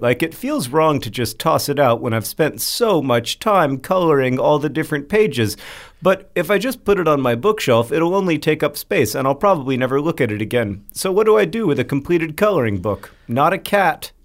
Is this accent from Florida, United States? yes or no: yes; Florida, United States; growing up in Florida